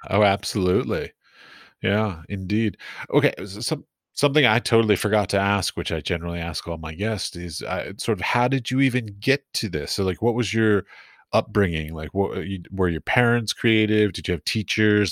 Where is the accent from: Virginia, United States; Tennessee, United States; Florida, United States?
Virginia, United States; Arlington; I grew up in Arlington.